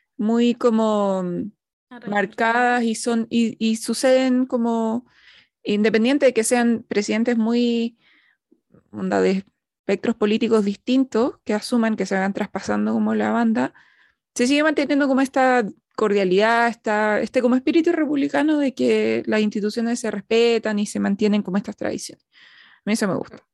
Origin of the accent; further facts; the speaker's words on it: Santiago, Santiago Metropolitan Region, Chile; nosotras que somos todas de Santiago